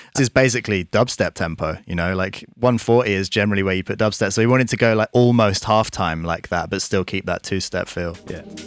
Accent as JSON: {"language": "English", "area": "Surrey", "region": "South East England", "country": "United Kingdom", "tie": "born or raised there", "said": "We grew up in Surrey"}